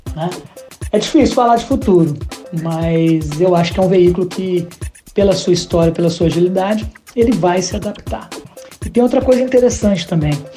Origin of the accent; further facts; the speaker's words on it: Caxambu, Minas Gerais, Brazil; moved away; also born or lived in Juiz de Fora; lá em Caxambu, minha cidade natal